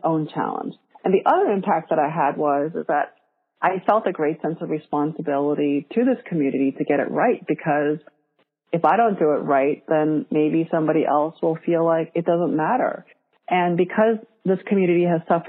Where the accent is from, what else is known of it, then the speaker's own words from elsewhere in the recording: New York, United States; English is a second language; I'm Korean American